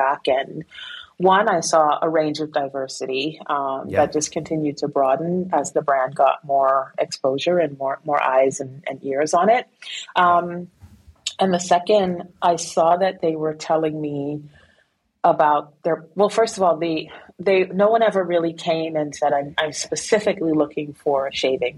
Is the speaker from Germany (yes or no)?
no; New York City, New York, United States; also born or lived in Guyana; I went to Guyana when I was just 2 months old, came back when I was 7 years old, and I lived within this, an immigrant community in Flatbush, Brooklyn